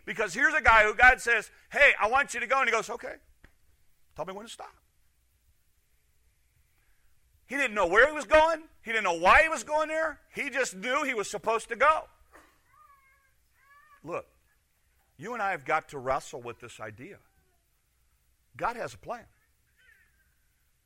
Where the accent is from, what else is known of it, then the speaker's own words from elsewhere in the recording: Chicago, Illinois, United States; moved away; I'm from Chicago. I don't do country. I do asphalt and houses close together